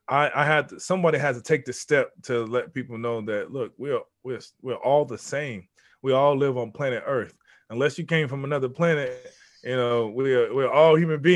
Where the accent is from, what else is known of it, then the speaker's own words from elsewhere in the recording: Houston, Texas, United States; born there; also born or lived in Mississippi / Louisiana / Baltimore; No, I'm from, I was born in Houston, Texas.